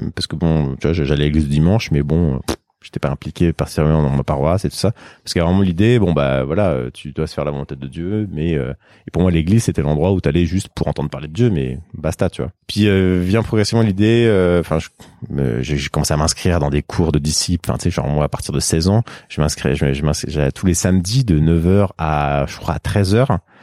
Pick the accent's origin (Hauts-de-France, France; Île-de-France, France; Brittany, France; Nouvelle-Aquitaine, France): Île-de-France, France; Sarcelles; j'ai grandi à Sarcelles, en banlieue parisienne